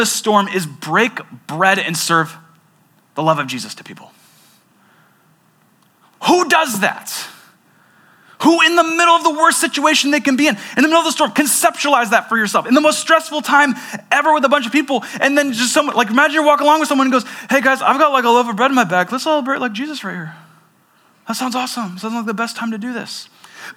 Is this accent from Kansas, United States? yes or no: no; Seattle, Washington, United States; I grew up in the Seattle area